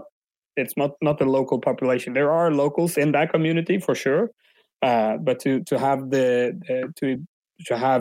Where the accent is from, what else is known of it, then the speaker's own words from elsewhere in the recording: Umeå, Västerbotten County, Sweden; first language Swedish; English is a second language; moved away as an adult; also born or lived in London, England; now in Barcelona, Spain; at the moment I'm in Umeå, which is my hometown up north in Sweden